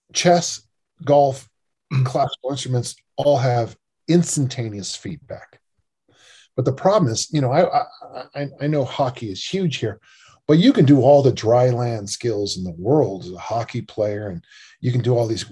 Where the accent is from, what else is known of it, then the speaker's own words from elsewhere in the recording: California, United States; now in Salt Lake City, United States; I'm from California, big state